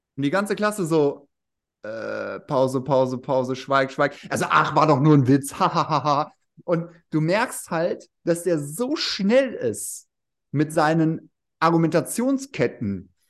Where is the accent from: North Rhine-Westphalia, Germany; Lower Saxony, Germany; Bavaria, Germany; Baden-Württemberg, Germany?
North Rhine-Westphalia, Germany; Remscheid; now in Wuppertal, Germany; Realschule in Remscheid